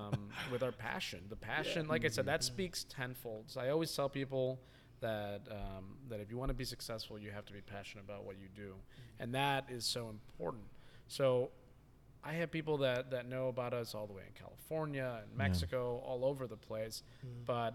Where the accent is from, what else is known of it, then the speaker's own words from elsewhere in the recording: Tokyo, Japan; But I am from Tokyo, exactly.